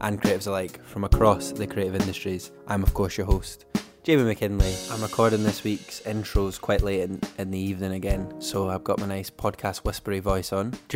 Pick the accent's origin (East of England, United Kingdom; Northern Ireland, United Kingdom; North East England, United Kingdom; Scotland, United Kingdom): Scotland, United Kingdom; Fife; born or raised there